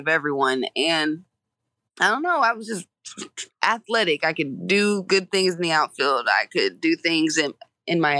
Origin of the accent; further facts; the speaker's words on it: Georgia, United States; I'm from Georgia, I watched Georgia games a lot